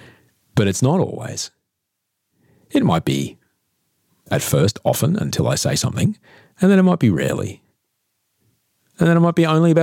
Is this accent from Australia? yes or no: yes; Adelaide, South Australia, Australia; moved away; also born or lived in Queensland / United States; I come from Adelaide